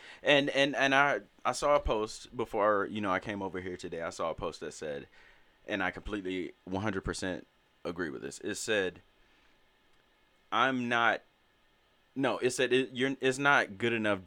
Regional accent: Alabama, United States; moved away; I come from Alabama, where the Montgomery bus boycott was like sparked

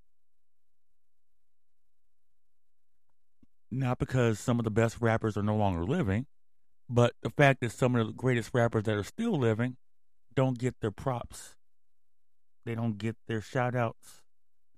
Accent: Mountain View, California, United States; also born or lived in Sunnyvale, California; me and my mom used to hang out in Mountain View and Sunnyvale when I was a kid

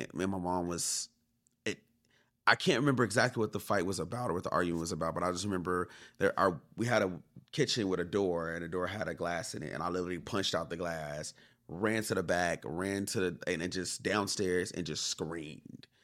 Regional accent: Inglewood, California, United States; growing up in Inglewood

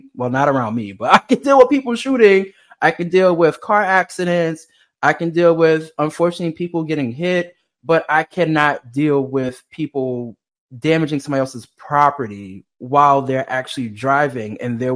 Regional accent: New York, United States; I'm from New York

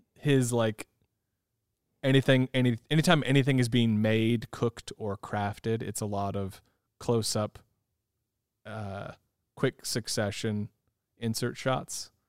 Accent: California, United States; I grew up in California

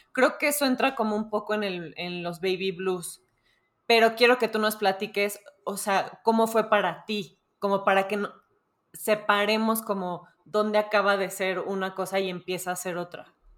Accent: Mexico; como buenos mexicanos

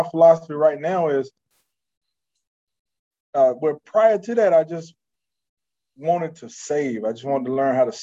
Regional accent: North Carolina, United States; moved away as an adult; now in Houston, United States; I'm from North Carolina

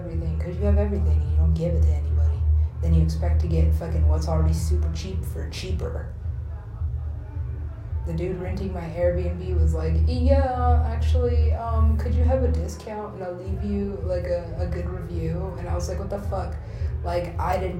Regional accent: United States; moved away; I'm American, I look American

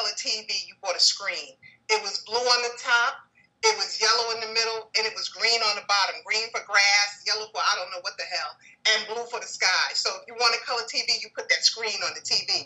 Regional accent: New York City, New York, United States; I'm a Harlem native. I grew up in El Barrio. I grew up on 115th Street, Lexington Avenue, in the projects over there

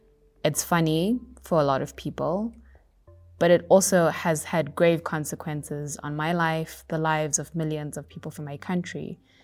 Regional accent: Zimbabwe; moved away; I come from Zimbabwe, a country that's infamous for having a longtime political dictator

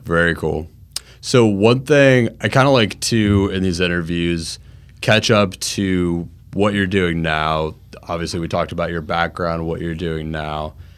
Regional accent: Jacksonville, Florida, United States; also born or lived in Orlando, Florida; I'm from Jacksonville, Florida

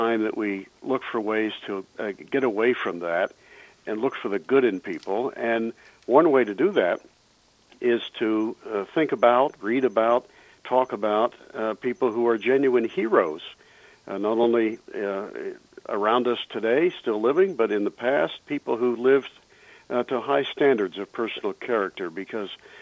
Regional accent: Western Pennsylvania, United States; growing up in Western Pennsylvania

